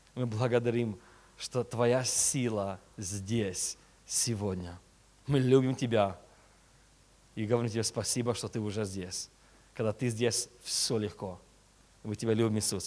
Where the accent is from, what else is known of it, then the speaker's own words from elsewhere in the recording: California, United States; Russian is a second language; also born or lived in Chisinau, Moldova; я родился а, в Кишиневе, в Молдове. Мне было 6 лет, когда я а, переехал а, в Америку, так что я реально американец почти. И а, уже 20, сколько там, 27 лет в Америке живу